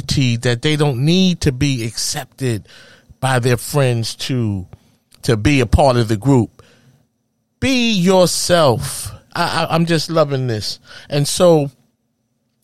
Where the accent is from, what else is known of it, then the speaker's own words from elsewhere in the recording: New York City, New York, United States; Growing up in Harlem, USA